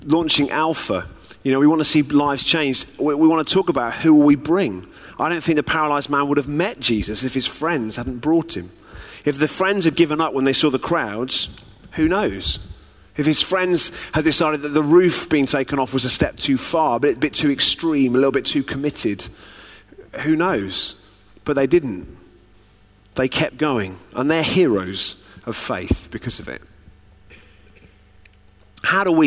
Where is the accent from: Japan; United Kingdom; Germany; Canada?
United Kingdom; I'm quite British